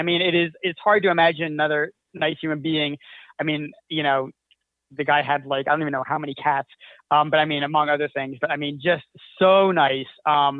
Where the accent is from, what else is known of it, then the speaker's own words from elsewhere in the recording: New Jersey, United States; where I grew up in Jersey